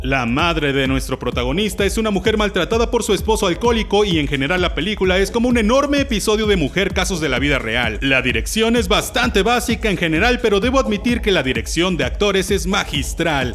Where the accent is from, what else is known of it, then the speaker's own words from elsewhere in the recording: Mexico; nosotros como mexicanos